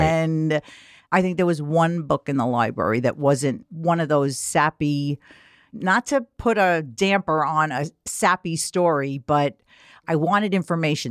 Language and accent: English; New York City, New York, United States; I grew up in Queens